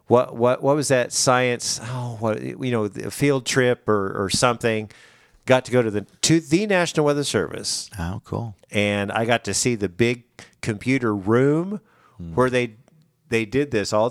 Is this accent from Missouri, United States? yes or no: yes; Branson, Missouri, United States; I'm from Branson, mm-hmm.